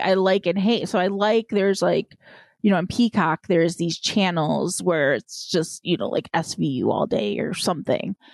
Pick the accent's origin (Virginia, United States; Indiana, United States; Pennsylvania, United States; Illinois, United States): Illinois, United States; Chicago; I'm from Chicago